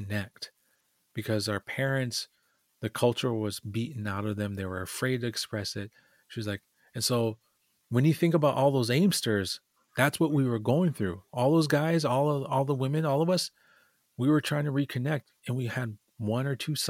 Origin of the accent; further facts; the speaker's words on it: Lower Sioux, Minnesota, United States; I'm from Lower Sioux, a little tiny community in southern Minnesota.